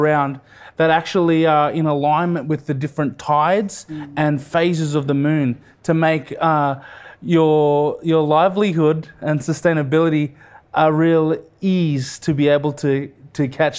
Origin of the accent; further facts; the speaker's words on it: Queensland, Australia; It was a beautiful childhood growing up in Far North Queensland, and also childhood up in the Torres Strait.